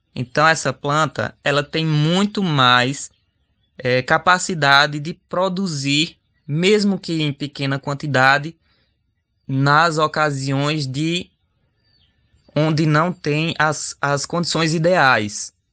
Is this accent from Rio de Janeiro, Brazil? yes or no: no; Xukuru do Ororubá, Pernambuco, Brazil; jovem indígena chucuru do Ororubá